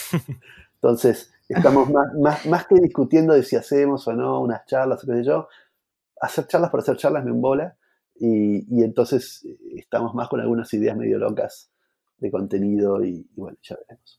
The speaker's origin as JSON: {"language": "Spanish", "country": "Argentina", "said": "somos argentinos"}